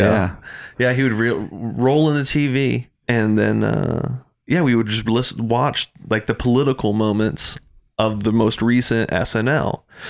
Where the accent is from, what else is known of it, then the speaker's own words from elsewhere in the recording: Doylestown, Pennsylvania, United States; I grew up in Doylestown.